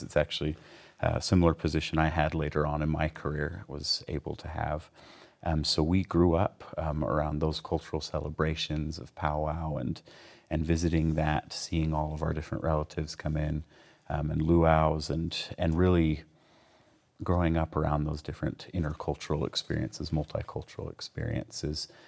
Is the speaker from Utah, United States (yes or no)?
yes; Provo, Utah, United States; Provo's home